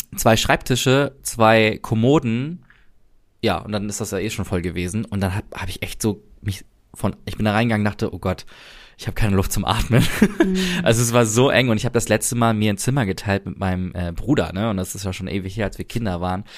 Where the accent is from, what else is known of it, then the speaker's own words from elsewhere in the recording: Germany; wo kommst du her, äh, Deutschland